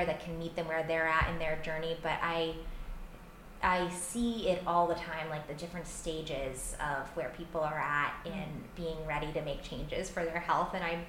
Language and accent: English; Stonington, Connecticut, United States; now in Providence, United States; I'm from Stonington.